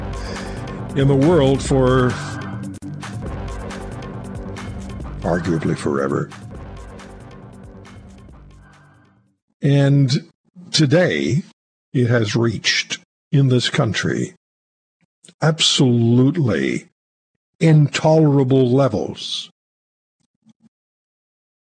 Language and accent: English; Montreal, Quebec, Canada; I grew up in Montreal